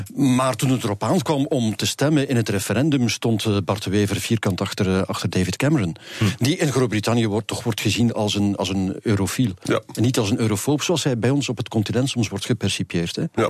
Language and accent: Dutch; Flanders, Belgium; bij ons in Vlaanderen